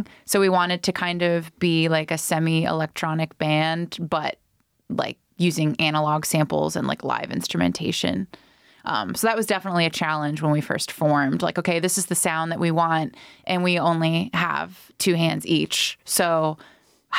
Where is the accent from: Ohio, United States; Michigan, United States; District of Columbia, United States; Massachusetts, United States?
Ohio, United States; Dayton; moved away as an adult; also born or lived in Cincinnati; So we're from Dayton